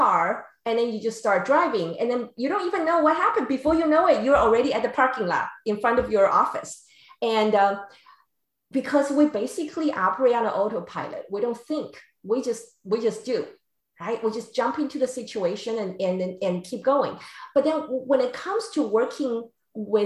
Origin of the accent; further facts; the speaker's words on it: Taiwan; now in San Diego, United States; I grew up in Taiwan.